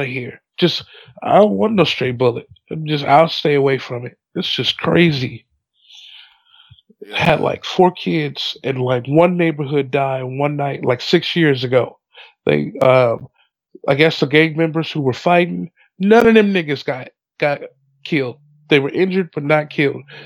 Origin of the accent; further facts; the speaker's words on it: San Bernardino, California, United States; moved away; San Bernardino's my hometown.